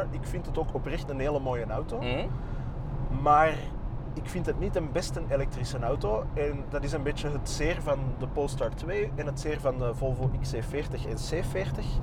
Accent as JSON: {"language": "Dutch", "town": "Antwerp", "region": "Flanders", "country": "Belgium", "accent": "Antwerps", "said": "Ik mag volop mijn Antwerps accent nu de vrije loop"}